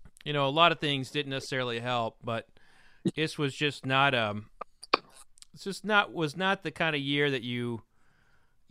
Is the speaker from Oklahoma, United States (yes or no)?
yes; Oklahoma, United States; moved away; I grew up in Oklahoma